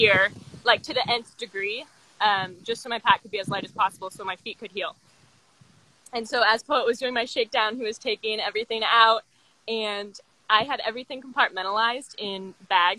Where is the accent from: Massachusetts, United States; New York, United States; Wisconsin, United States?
Wisconsin, United States; Madison; I'm from Madison, Wisconsin